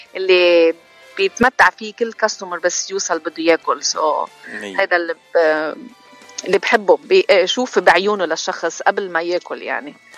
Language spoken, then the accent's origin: Arabic; Chouf, Mount Lebanon, Lebanon; now in United States; انا من لبنان و... ومن الشوف وجيت على امريكا بسنه 2000